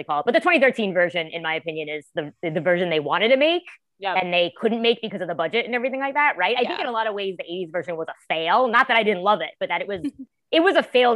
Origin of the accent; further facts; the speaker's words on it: New York City, New York, United States; moved away as an adult; now in Philadelphia, United States; I'm from New York City, Staten Island, originally born and raised.